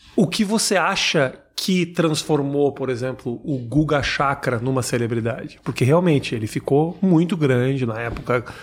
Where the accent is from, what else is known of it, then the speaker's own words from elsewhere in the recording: Porto Alegre, Rio Grande do Sul, Brazil; Eu mori a vida inteira no Menino Deus